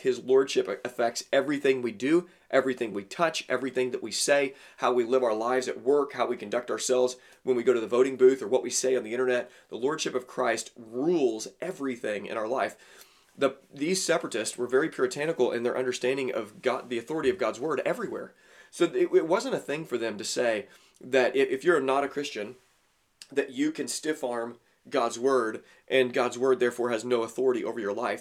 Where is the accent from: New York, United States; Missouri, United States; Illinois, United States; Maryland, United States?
Illinois, United States; Southern; also born or lived in Tennessee; I grew up in Southern Illinois